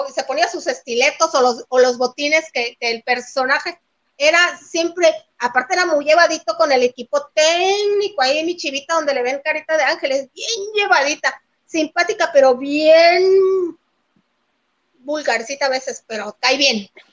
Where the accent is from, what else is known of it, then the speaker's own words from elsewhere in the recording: Mexico; Andaba en mi tierra hace unos días